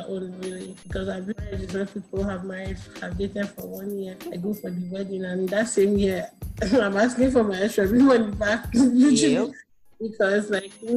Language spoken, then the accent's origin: English; Nigeria; as an Nigerian girl